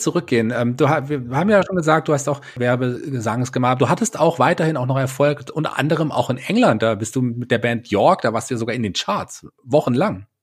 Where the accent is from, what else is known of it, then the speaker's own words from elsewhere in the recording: Fulda, Hesse, Germany; ich bin ja auch ein gebürtiger Fulderer